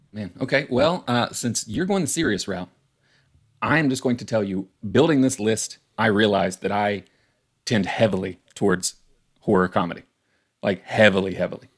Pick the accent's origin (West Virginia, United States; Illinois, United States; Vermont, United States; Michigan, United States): West Virginia, United States; I'm from West Virginia